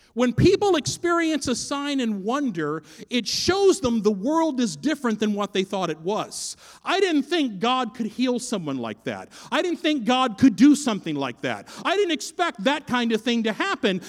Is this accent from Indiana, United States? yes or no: no; Fort Knox, Kentucky, United States; also born or lived in Los Angeles, California; now in Minneapolis, United States; I'm from Kentucky. My hometown is Fort Knox, Kentucky